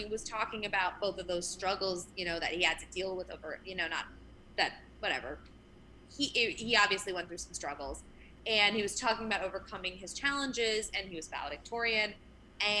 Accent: New Jersey, United States; moved away as an adult; growing up in South Jersey was really interesting

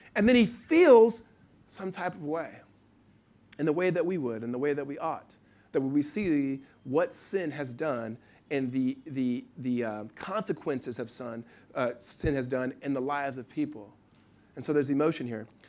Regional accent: Los Angeles, California, United States; Ryan Tolan, best friend I grew up with in Los Angeles, uh, since I was probably seven or eight years old.

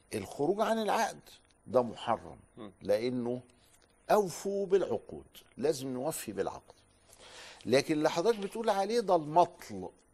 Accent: Upper Egypt, Egypt; عندنا في الصعيد من لهجتنا

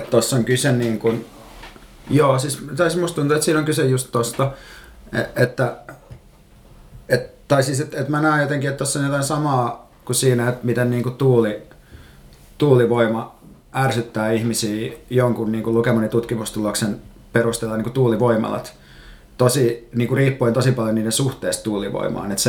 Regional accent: Turku, Southwest Finland, Finland; now in Helsinki, Finland; mä kuulostan stadilaiselta, mikä on ehkä mulle jonkinlainen onnistumisen merkki, koska mä oon Turusta ja asunut Helsingissä mm, kohta viisi vuotta vaan kuitenkin.

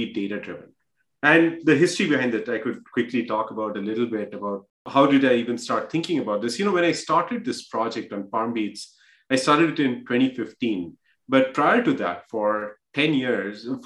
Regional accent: India; moved away as an adult; also born or lived in Bihar / Kharagpur; now in United States; I grew up in India.

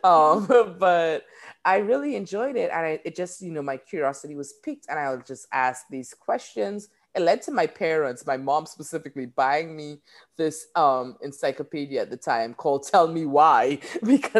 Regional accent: Trinidad & Tobago; moved away as an adult; now in United States; I am a Trini gal. And so I was born there. I grew up there

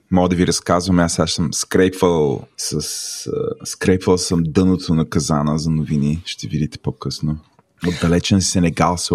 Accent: Bulgaria; Защото съм истински българин.

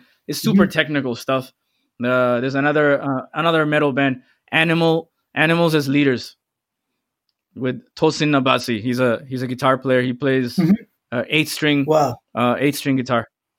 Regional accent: Saudi Arabia; Growing up in Saudi Arabia, there was only two bands, … and …, right?

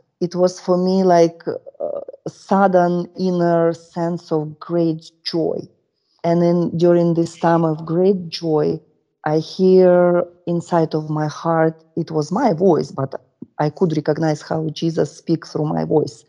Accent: Russia; born or raised there; English is a second language

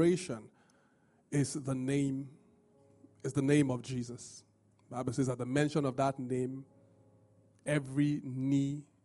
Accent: Nigeria; being Nigerian

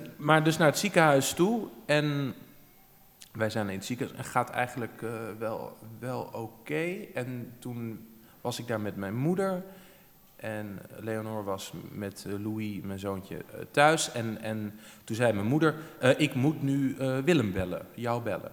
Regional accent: Amersfoort, Utrecht, Netherlands; we komen dus allebei uit Amersfoort. Ja. En eh, we zijn er ook allebei eh, geboren

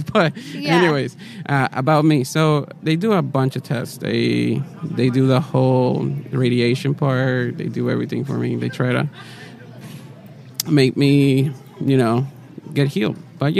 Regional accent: Florida, United States; also born or lived in Puerto Rico; I was born in Puerto Rico, and then from Puerto Rico, I lived about until I was 2 years old. My dad gets a job in Florida

